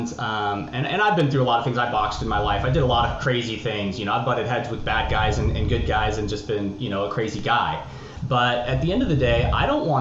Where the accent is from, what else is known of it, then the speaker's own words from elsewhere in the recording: Florida, United States; also born or lived in Tampa, Florida / Miami, Florida / Palm Harbor, Florida / Clearwater, Florida; now in Tulsa, United States; I grew up in Florida. I grew up all over the place, but Florida is what I call home, always has been. Tampa, Miami, Palm Harbor, Clearwater area has always been my home